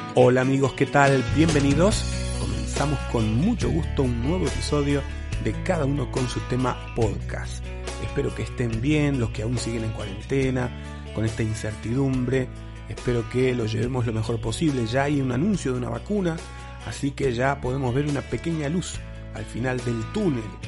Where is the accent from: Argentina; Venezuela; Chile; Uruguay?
Uruguay; nosotros los uruguayos